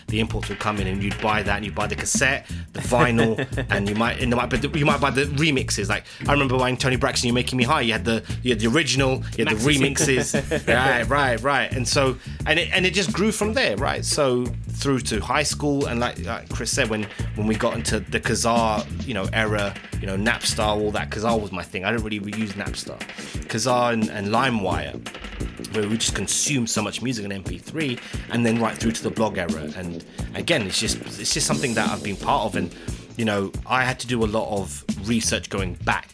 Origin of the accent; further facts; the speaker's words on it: London, United Kingdom; I'm an Indian guy from Southall